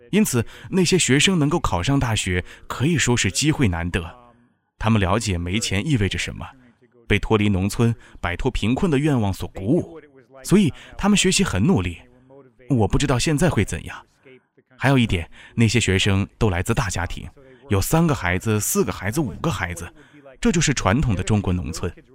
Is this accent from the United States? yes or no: yes; United States; moved away as an adult; also born or lived in Egypt; now in Chengdu, China; 我们来自美国